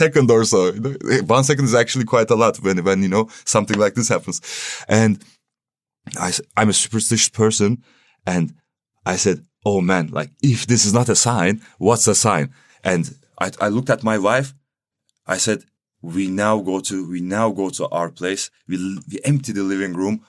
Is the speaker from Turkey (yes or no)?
yes; Istanbul, Turkey; moved away as an adult; now in Berlin, Germany; I'm coming from Turkey, Istanbul